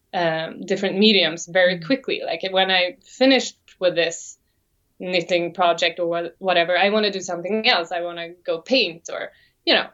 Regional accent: Sweden; English is a second language; also born or lived in Sydney, Australia

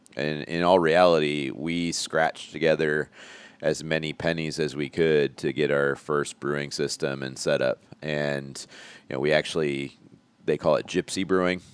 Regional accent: Elkhart, Indiana, United States; moved away as an adult; grew up in Elkhart. I went to Jimtown High School

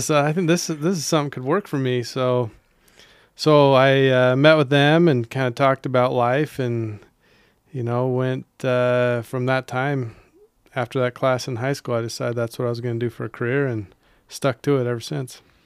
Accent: Holladay, Utah, United States; moved away; I grew up in Holiday

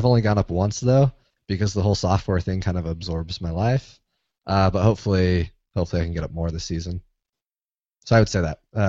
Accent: St. George, Utah, United States; I am from Utah. I grew up in southern Utah in St. George.

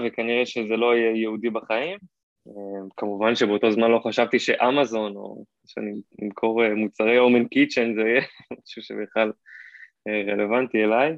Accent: Hod HaSharon, Central District, Israel; also born or lived in California, United States; now in Tel Aviv, Israel; בארץ גדלתי בהוד השרון, שם אני בורן אנד רייז

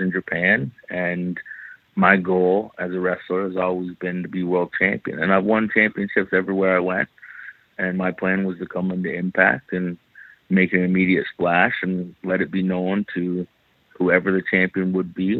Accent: Canada; moved away as an adult; now in United States; Growing up in Canada

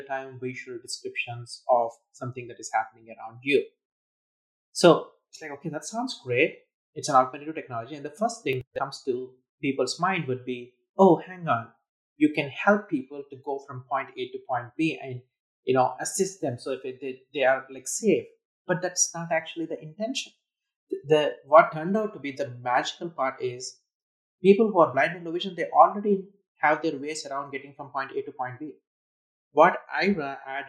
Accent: India; I was growing up in India

